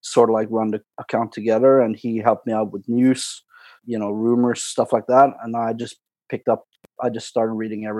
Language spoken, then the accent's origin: English; Ålesund, Møre og Romsdal, Norway; born or raised there; also born or lived in Colombia